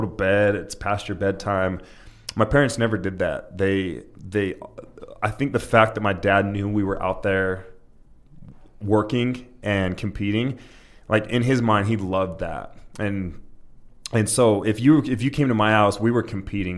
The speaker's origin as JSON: {"language": "English", "region": "Utah", "country": "United States", "tie": "born or raised there", "said": "I was born and raised in Utah."}